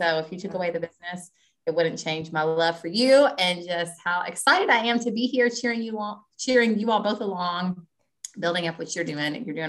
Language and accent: English; Kentucky, United States; I'm from Kentucky.